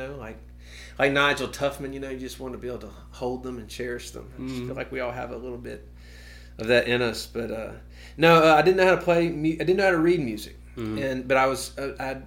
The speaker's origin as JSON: {"language": "English", "town": "Meridian", "region": "Mississippi", "country": "United States", "tie": "born or raised there", "said": "I'm from Meridian. And grew up there, graduated"}